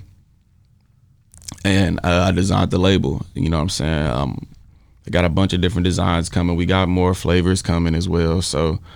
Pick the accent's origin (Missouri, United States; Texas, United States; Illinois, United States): Texas, United States; Fort Worth; I grew up in Texas, too, you know what I'm saying? Like, I graduated high school and shit in Fort Worth, Texas.